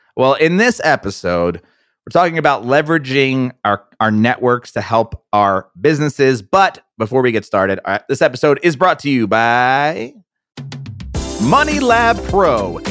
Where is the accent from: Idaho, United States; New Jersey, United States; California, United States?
New Jersey, United States; we're both from New Jersey